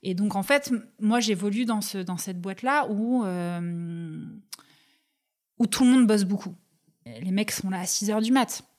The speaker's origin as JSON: {"language": "French", "town": "Toulouse", "region": "Occitania", "country": "France", "tie": "born or raised there", "also_born_or_lived": "Pyrenees", "moved": "as an adult", "said": "je vais vivre avec ma mère à Toulouse jusqu'à mes 18 ans"}